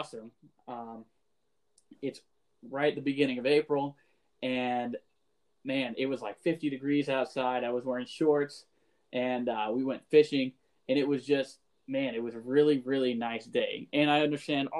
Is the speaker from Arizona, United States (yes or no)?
no; Florida, United States; moved away as an adult; now in Wisconsin, United States; I'm from Florida